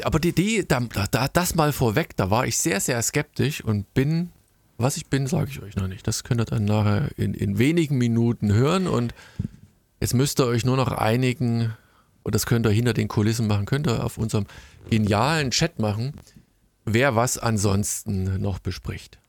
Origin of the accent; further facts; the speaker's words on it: Germany